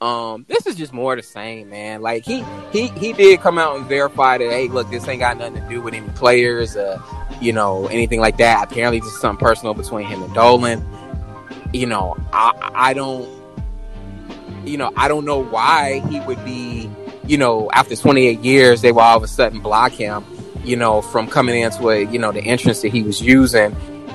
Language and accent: English; Chicago, Illinois, United States; I'm from Roseland.